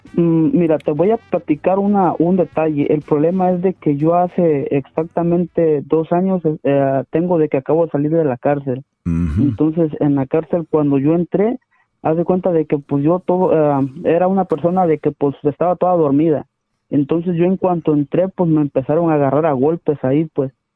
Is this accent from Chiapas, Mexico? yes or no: yes; Ciudad Hidalgo, Chiapas, Mexico; moved away; also born or lived in Tijuana / Sonora